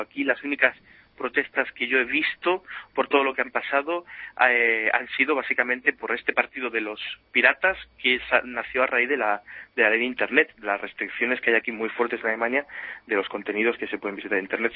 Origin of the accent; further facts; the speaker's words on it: Spain; now in Germany; uno como español vive aquí